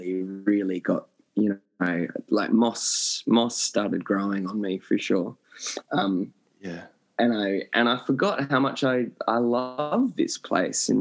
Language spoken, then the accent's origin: English; Derby, Western Australia, Australia; born or raised there; also born or lived in Perth; now in London, United Kingdom